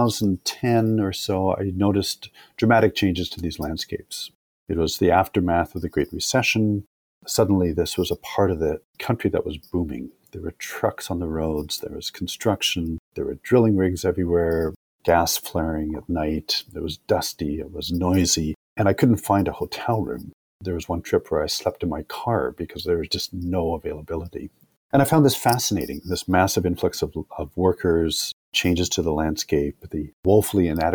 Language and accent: English; Calgary, Alberta, Canada; moved away; growing up in Calgary mattered